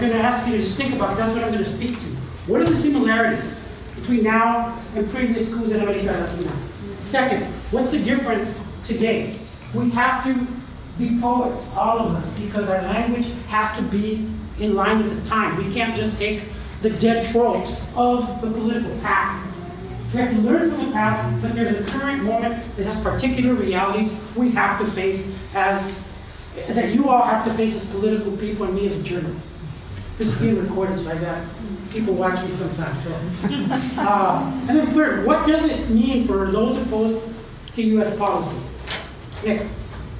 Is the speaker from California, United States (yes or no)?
yes; San Francisco, California, United States; I grew up on Folsom Street and used to go to church down the street on Valencia